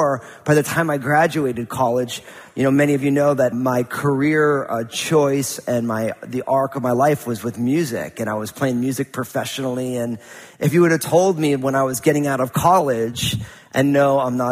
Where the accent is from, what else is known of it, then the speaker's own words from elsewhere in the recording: New Jersey, United States; growing up in New Jersey in a kind of a non-spiritual family